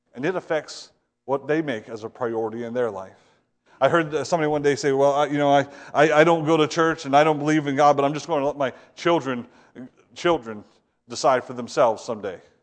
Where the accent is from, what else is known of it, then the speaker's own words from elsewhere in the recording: Ohio, United States; moved away; I'm from Ohio